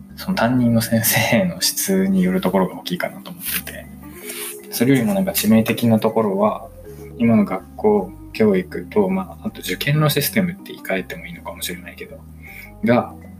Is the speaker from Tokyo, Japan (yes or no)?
no; Chiba, Japan; 実は私は出身、出身が千葉県なんだけど